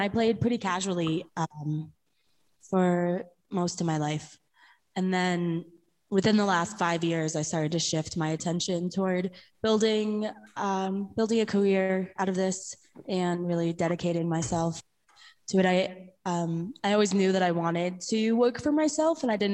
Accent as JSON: {"language": "English", "region": "New York", "country": "United States", "tie": "born or raised there", "said": "I grew up in New York"}